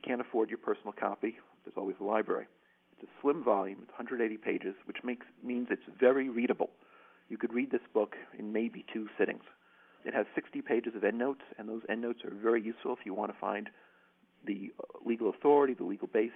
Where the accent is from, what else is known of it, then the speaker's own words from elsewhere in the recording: United States; now in Ireland; I'm an American public law scholar who teaches law